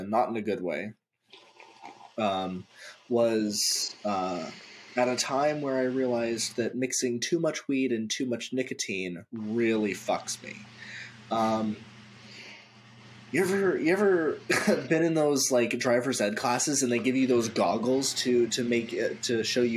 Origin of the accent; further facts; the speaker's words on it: Gig Harbor, Washington, United States; once I was out of high school and I was working at the grocery store, a local grocery store in Gig Harbor